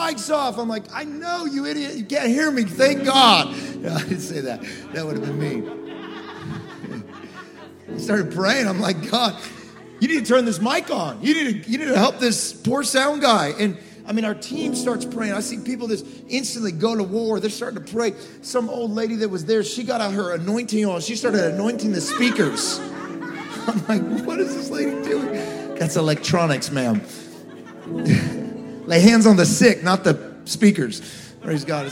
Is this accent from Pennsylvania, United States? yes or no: no; Galt, California, United States; I'm from Galt, California, great American little town